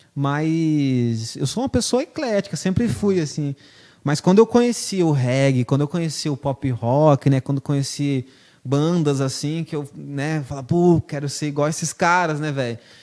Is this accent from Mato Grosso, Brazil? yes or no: yes; Lucas do Rio Verde, Mato Grosso, Brazil; also born or lived in Ponta Porã, Mato Grosso do Sul; faz muito tempo que eu moro aqui em Lucas, né? Eu nasci em Ponta Porã, mas, igual eu falei, vim em 98, estudei aqui minha vida toda nas escolas públicas aqui.